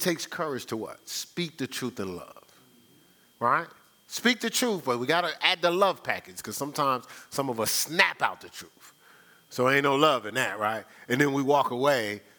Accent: Newark, New Jersey, United States; I was born and raised in Newark, New Jersey

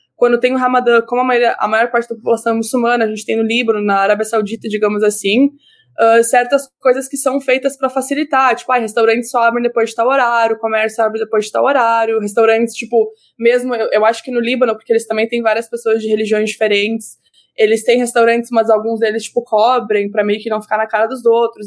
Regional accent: Rio Grande do Sul, Brazil; born or raised there; moved away as an adult; now in Canada

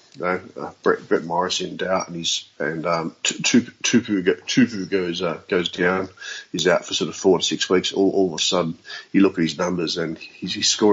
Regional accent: Sydney, New South Wales, Australia; I grew up in Western Sydney

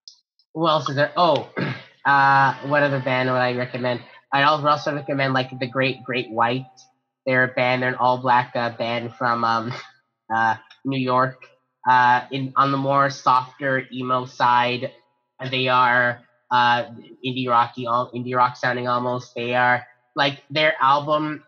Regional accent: Mississauga, Ontario, Canada; my hometown of Mississauga, Ontario

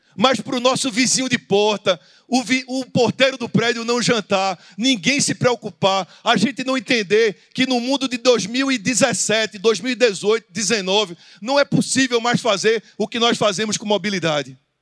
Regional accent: Recife, Pernambuco, Brazil; Eu sou do Recife

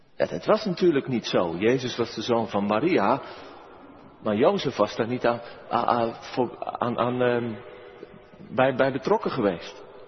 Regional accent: Merwede river area, South Holland, Netherlands; langs de rivier de Merwede, over mijn geboortegrond

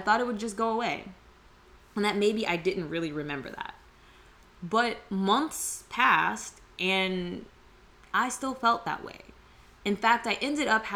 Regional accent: United States; Some of us are born, raised, all of our ancestry as far back as we can trace is here in America

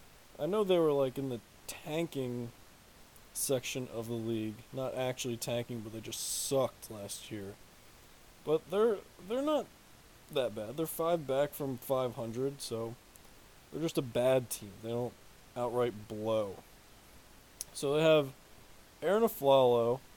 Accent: New Jersey, United States; also born or lived in Boston; I'm originally from South Jersey. So I grew up a Philadelphia fan.

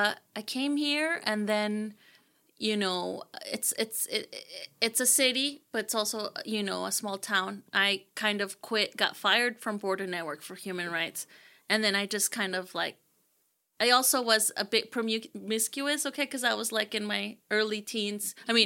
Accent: Houston, Texas, United States; also born or lived in Mexico; I was born in Mexico, and I migrated to Houston when I was 8 with my mother and my sisters.

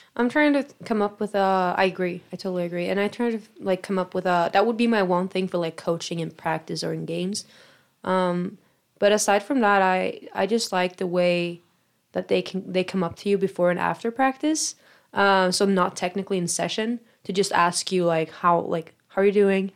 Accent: Sweden; moved away as an adult; now in United States; I'm from Sweden, so, uh, far away from home

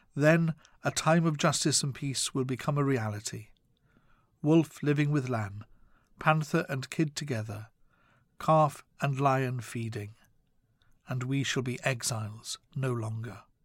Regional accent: Wales, United Kingdom; my home country of Wales

